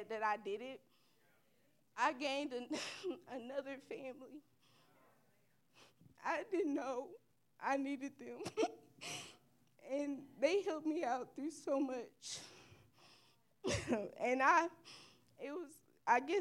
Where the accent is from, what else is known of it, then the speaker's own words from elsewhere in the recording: Little Rock, Arkansas, United States; moved away as an adult; I am from Little Rock, Arkansas